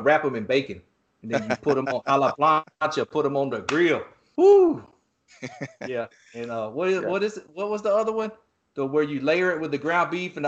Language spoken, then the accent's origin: English; East Coast, United States; I grew up surfing on the East Coast